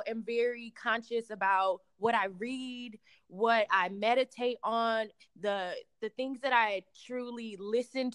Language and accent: English; St. Louis, Missouri, United States; moved away; I'm originally from St. Louis